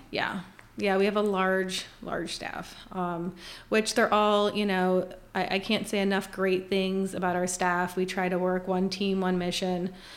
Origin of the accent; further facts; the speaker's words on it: Scranton, Pennsylvania, United States; moved away as an adult; now in Winchester, United States; I actually grew up my entire life, uh, in Scranton, Pennsylvania